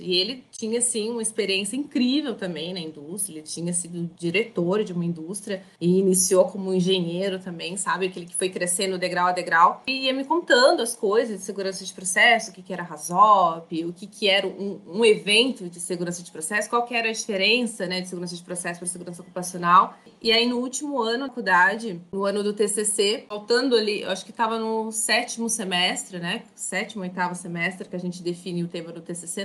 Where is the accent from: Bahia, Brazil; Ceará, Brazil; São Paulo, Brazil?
São Paulo, Brazil; Mogi das Cruzes; moved away as an adult; also born or lived in Barueri, Brazil / Vitória, Espírito Santo, Brazil; now in Paulínia, Brazil; Eu sou natural de Mogi das Cruzes, que fica ali na Grande Paulo, fica a 40 minutos ali de São Paulo, capital